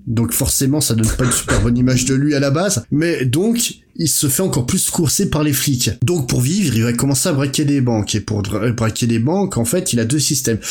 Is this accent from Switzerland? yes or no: no; France; chez nous en France